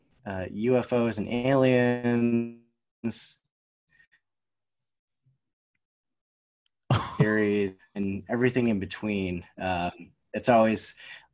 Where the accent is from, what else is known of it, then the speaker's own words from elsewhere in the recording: Vermont, United States; I'm from Vermont. I grew up here.